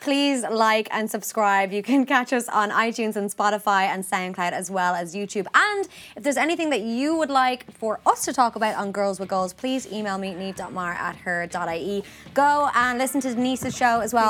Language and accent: English; Ireland; as Irish people